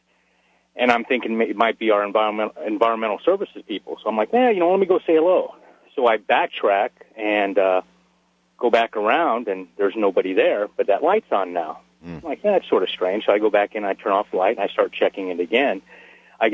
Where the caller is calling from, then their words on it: Dugway, Utah, United States; also born or lived in Southern California; I'm calling from Dugway Proving Grounds in Utah